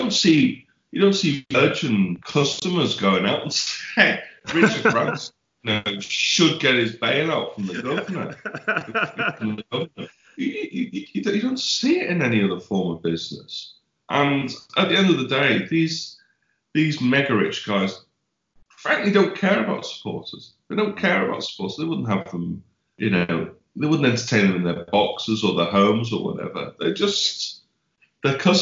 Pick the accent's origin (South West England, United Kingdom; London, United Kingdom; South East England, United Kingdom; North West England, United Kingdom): North West England, United Kingdom; Crosby; I'm from Crosby